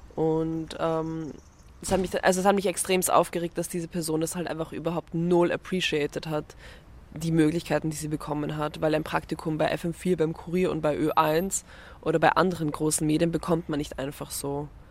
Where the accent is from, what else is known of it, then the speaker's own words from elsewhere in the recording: Vienna, Austria; ich komme aus Wien, also ich bin in Wien aufgewachsen